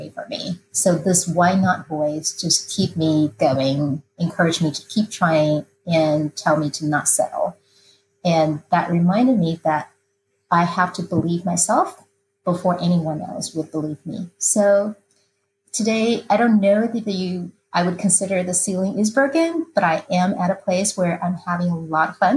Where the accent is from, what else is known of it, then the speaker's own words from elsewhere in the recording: Taiwan; moved away as an adult; now in United States; I grew up in Taiwan, and I came to the United States after undergraduate degree was accomplished